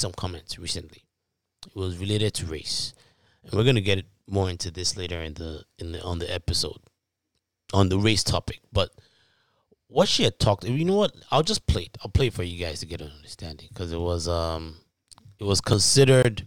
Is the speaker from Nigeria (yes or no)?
yes; Ibadan, Oyo, Nigeria; moved away; back in high school in Nigeria. For those that don't know, if you can't tell from my accent, I'm from Nigeria. Town called Ibadan